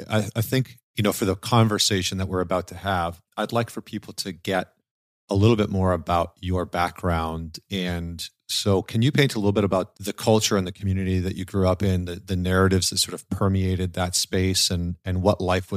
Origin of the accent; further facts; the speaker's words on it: Alberta, Canada; like I grew up in Northern Alberta in Canada, where it's like minus 30 half of the year.